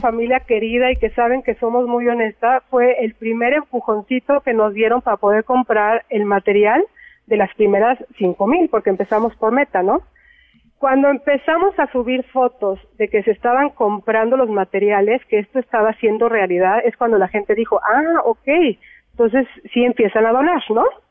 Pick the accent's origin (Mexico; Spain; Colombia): Mexico; somos los mexicanos